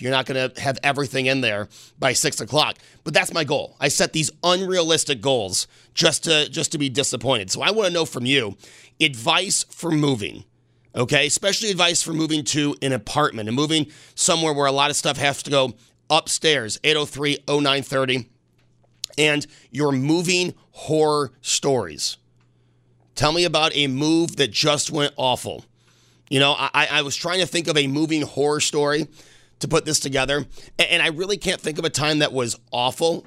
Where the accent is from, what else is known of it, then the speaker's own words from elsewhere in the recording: Buffalo, New York, United States; also born or lived in Hornell, New York; when I was eleven, we moved from Hornell to Buffalo, New York.